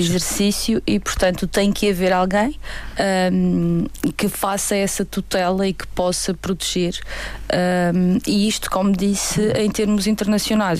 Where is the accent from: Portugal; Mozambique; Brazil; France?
Portugal; Nós próprios, enquanto portugueses